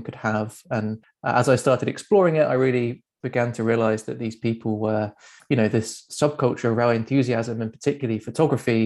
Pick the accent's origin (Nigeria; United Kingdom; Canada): United Kingdom; the south of England; moved away; my hometown in the south of England